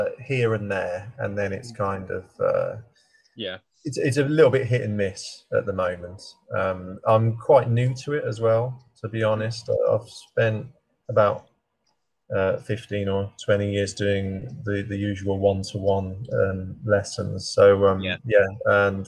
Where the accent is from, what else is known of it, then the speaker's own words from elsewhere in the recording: Birmingham, West Midlands, United Kingdom; now in Dorset, United Kingdom; I'm from Birmingham